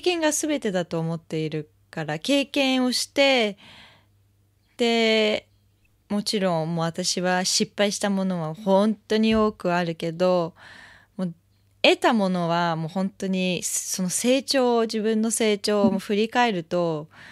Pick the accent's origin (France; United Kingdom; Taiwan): France; Japanese is a second language; now in Japan